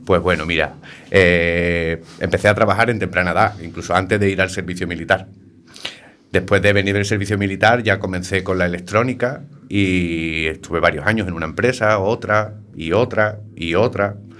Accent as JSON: {"language": "Spanish", "town": "Algeciras", "region": "Andalusia", "country": "Spain", "tie": "born or raised there", "moved": "as an adult", "lives_now": "A Coruña, Spain", "said": "mi pueblo, ¿no? Algeciras, Cádiz"}